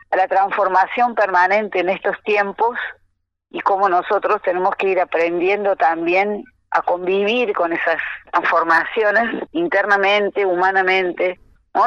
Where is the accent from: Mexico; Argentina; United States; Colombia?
Argentina; Cosquín, Córdoba; Escuela Municipal de Folclore de Cosquín, de donde soy, donde vivo